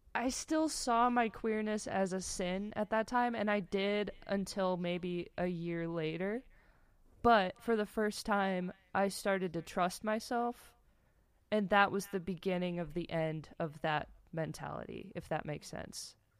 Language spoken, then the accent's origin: English; Michigan, United States; so I grew up in Michigan